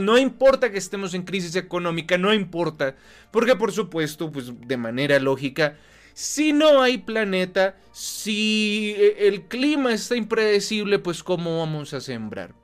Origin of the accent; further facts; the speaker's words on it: Colombia; nosotros como colombianos